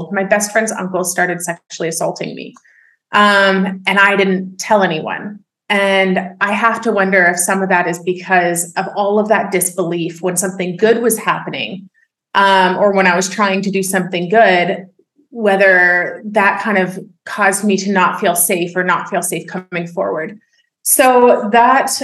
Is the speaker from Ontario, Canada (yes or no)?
yes; Oakville, Ontario, Canada; I was born and raised in Oakville, Ontario